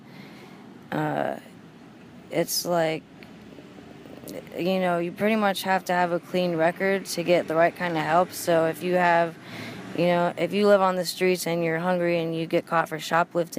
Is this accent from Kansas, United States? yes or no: no; Montana, United States; now in Emeryville, United States; I'm from Montana